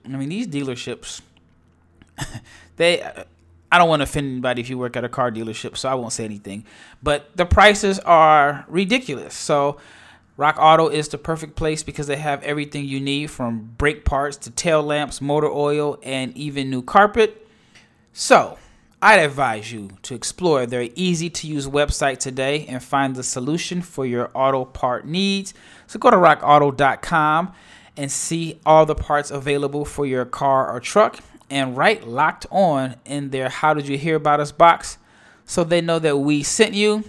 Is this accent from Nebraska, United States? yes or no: yes; Omaha, Nebraska, United States; now in Dallas, United States; I'm born and raised in Omaha, Nebraska